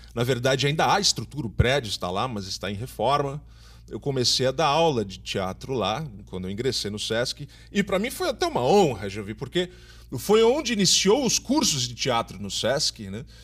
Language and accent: Portuguese; São Paulo, Brazil; now in Recife, Brazil; eu sou de São Paulo, mas já moro aqui há 20 anos